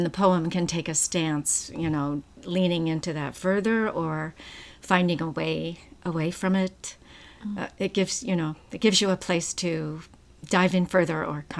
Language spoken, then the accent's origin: English; Trenton, New Jersey, United States; I grew up in Trenton, New Jersey.